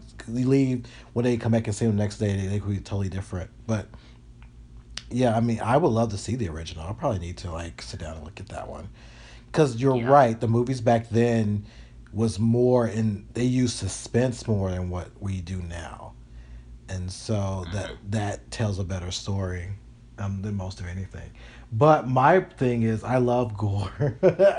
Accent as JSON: {"language": "English", "region": "Illinois", "country": "United States", "tie": "born there", "said": "my father was from Illinois, and so and I think I was born in Illinois."}